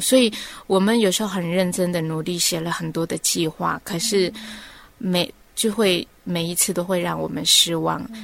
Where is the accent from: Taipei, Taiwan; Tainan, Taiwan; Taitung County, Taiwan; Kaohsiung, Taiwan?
Taitung County, Taiwan; Orchid Island; moved away as an adult; 在我过去的童年哈，虽然是在蓝雨哈，从小在蓝雨长大的